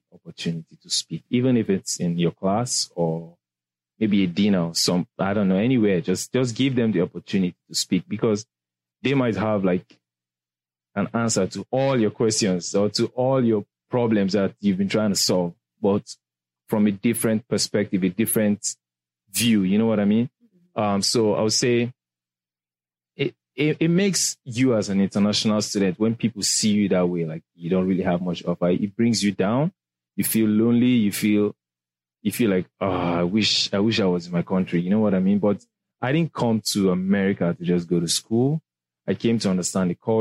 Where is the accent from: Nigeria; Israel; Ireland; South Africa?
Nigeria; accent: Nigerian; moved away as an adult; also born or lived in England; now in United States; I'm from Nigeria. We speak English. I just have, like, the Nigerian accent